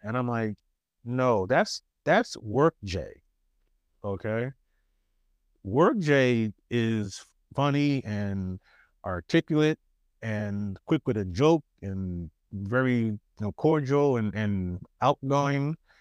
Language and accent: English; New York City, New York, United States; accent: New York; moved away as an adult; also born or lived in California; I'm from, I am from Queens, born and raised